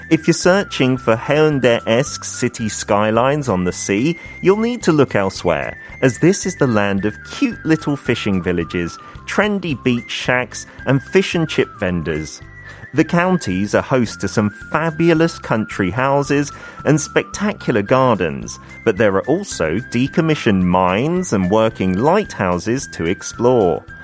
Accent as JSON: {"language": "Korean", "country": "United Kingdom", "tie": "born or raised there", "second_language": "Korean", "moved": "yes", "said": "오늘은 제 고향인 영국이지만"}